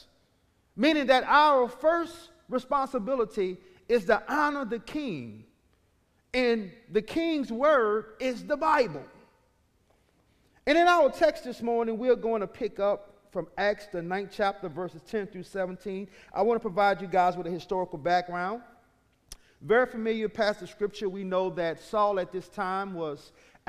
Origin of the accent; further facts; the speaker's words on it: New Orleans, Louisiana, United States; I am from New Orleans, Louisiana. I'm from an area called Carrollton